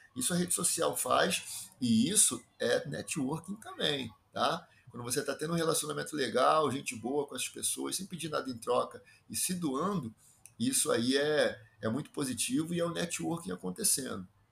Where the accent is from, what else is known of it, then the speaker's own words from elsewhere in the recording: Rio de Janeiro, Brazil; accent: carioca chiado; Sou um carioca da gema, daqueles que se orgulham com o enorme chiado que fazem ao falar